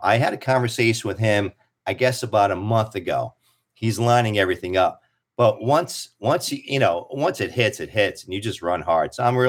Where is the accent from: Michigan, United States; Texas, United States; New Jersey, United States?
New Jersey, United States; Kearny; also born or lived in New York; now in Avon Park, United States; I was born in Kearney, New Jersey, Hudson County.